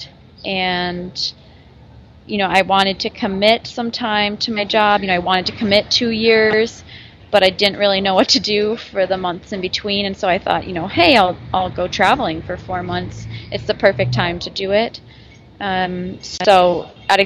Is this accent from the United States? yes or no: yes; Nebraska, United States; moved away as an adult; now in Minnesota, United States; I'm originally from Nebraska in the U.S., and then I went to college in Minnesota